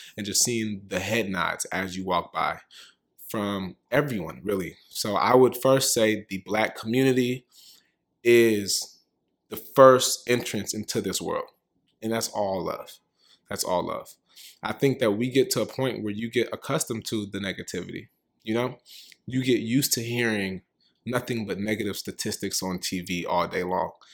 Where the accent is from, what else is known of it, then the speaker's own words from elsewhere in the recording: Richmond, California, United States; now in New York, United States; I'm from Richmond, California.